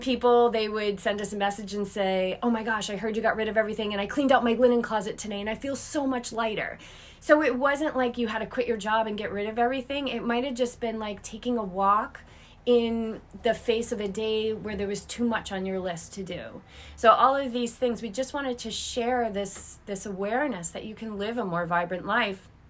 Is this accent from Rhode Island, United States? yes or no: no; Cape Cod, Massachusetts, United States; moved away as an adult; also born or lived in Boulder, Colorado / Newport; now in Carlsbad, United States; grew up on Cape Cod, I'm a native New Englander